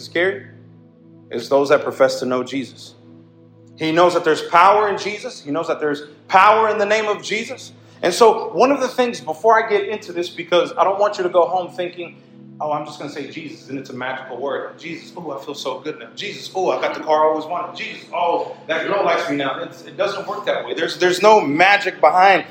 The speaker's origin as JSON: {"language": "English", "country": "United States", "tie": "born or raised there", "said": "we grew up in the United States"}